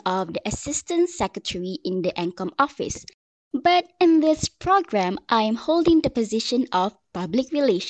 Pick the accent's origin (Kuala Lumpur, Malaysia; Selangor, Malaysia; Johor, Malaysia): Selangor, Malaysia; This year, I'm turning 21 years old and I was born and raised in Selangor.